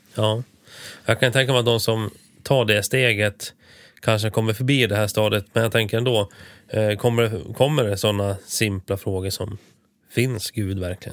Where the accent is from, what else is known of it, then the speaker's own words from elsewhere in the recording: Sweden; vi som är födda och uppväxta i Sverige med svenska föräldrar